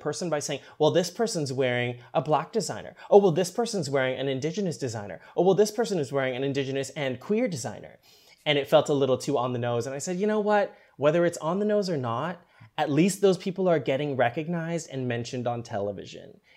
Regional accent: Canada; I was born in Canada

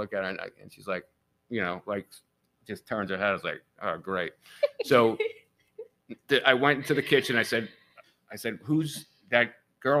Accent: New York, United States; now in Leipers Fork, United States; I didn't say talking because I'm from New York.

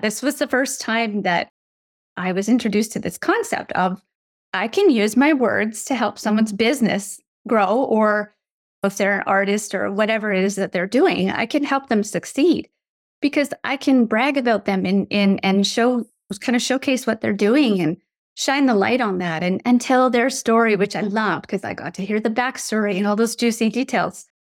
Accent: Canada; also born or lived in United States; when I was eight years old, we moved from the States where we'd been living for four years back to my childhood home that we left behind. It was in the Canadian wilderness

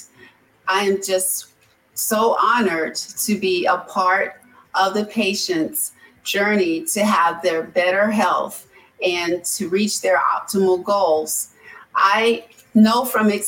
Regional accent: Hampton, Virginia, United States; also born or lived in Raleigh, North Carolina; now in Hampton, United States; I'm originally from Hampton, Virginia. I've lived in the Raleigh, North Carolina area for over 30 years. And so I've recently come back home.

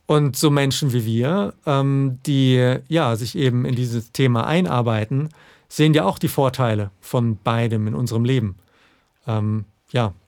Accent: Southern Germany, Germany; moved away; ich komme ja ursprünglich aus Süddeutschland

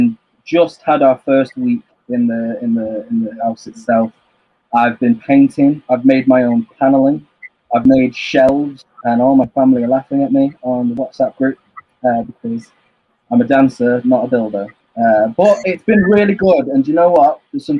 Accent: Manchester, North West England, United Kingdom; I'm from Manchester.

